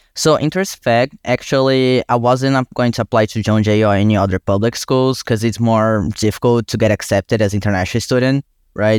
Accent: Brazil; English is a second language; moved away as an adult; now in New York, United States; I was born and raised in Brazil. I came to the U, U S for college

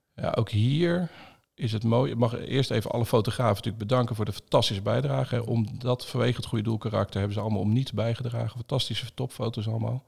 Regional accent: Zevenhuizen, South Holland, Netherlands; also born or lived in Bruges, Belgium; Zevenhuis onder de rook van Rotterdam opgegroeid

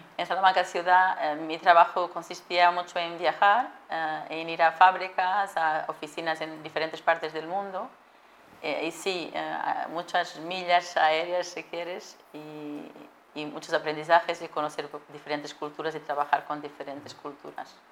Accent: Portugal; Spanish is a second language; moved away as an adult; also born or lived in Atlanta, United States; yo soy portuguesa, como decías, y, de hecho eh, eh, viví, y crecí en ciudades pequeñas.

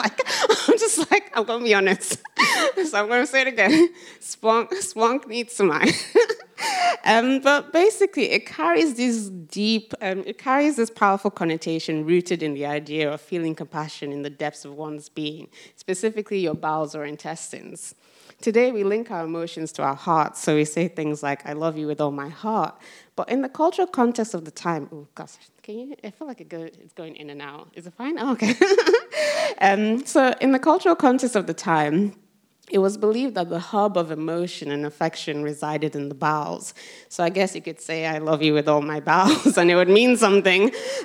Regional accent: Rotherham, Yorkshire and the Humber, United Kingdom; see, Rotherham's basically this small town in the middle of South Yorkshire. And as you can imagine, growing up in Rotherham in the 90s, you didn't come across a lot of black people, basically.

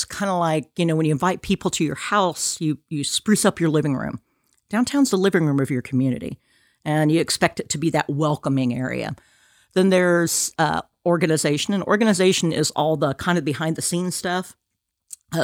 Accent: Kansas, United States; moved away as an adult; now in Alabama, United States; So I'm originally from Kansas.

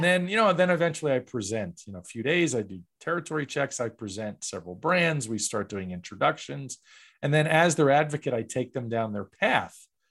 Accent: New York, United States; I grew up in New York

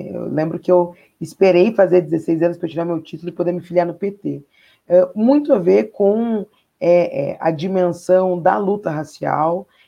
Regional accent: Porto Alegre, Rio Grande do Sul, Brazil; Eu sou de Porto Alegre, nasci em Porto Alegre, exato.

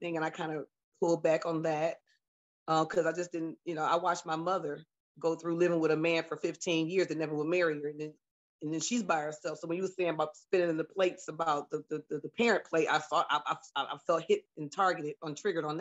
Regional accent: Detroit, Michigan, United States; now in Louisville, United States; I'm from Detroit, Michigan, moved to Louisville

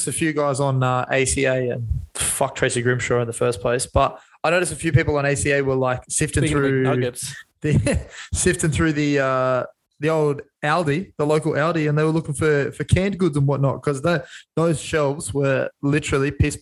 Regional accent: Australia; makes me proud to be, you know, from the great down under

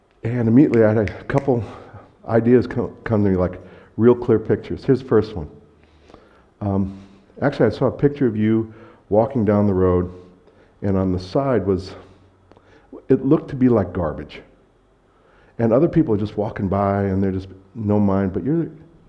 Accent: United States; moved away; I'm American

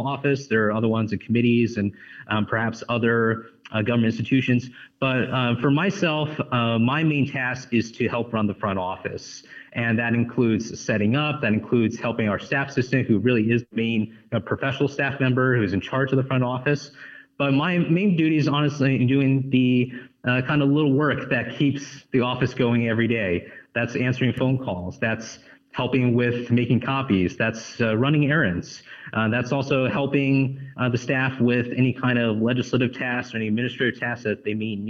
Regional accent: San Francisco Bay Area, California, United States; moved away as an adult; also born or lived in London, United Kingdom / Texas; now in Washington, D.C., United States; I'm originally from California myself, growing up in the San Francisco Bay Area

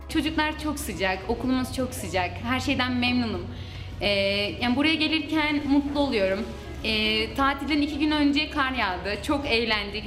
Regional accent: Manisa, Turkey; moved away; Bir Manisalı olarak

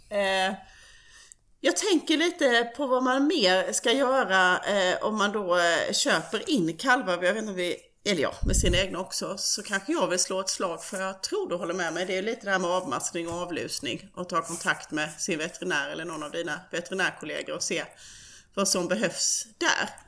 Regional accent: Småland, Sweden; Ja, och där kan jag väl då som smålänning eh, lägga in särskilt att när det gäller skabb

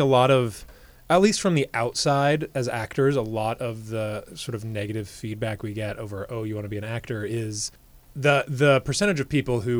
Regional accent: Vermont, United States; now in New York, United States; I grew up in Vermont

